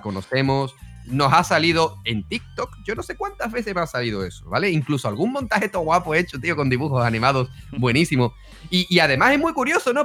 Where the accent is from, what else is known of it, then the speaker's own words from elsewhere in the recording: Spain; yo soy español